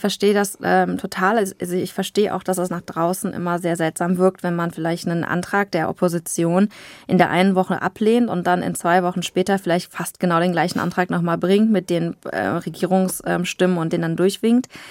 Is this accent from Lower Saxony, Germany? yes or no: no; Aachen, North Rhine-Westphalia, Germany; ich bin im Luisenhospital geboren in Aachen, war da und da auf dem Kindergarten